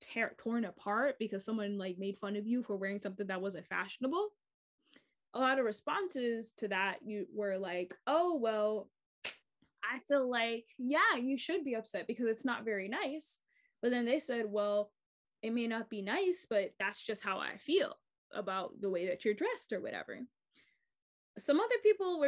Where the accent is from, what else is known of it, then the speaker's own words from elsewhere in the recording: United States; I'm an American and I am Black and like mixed, but like, I'm not African American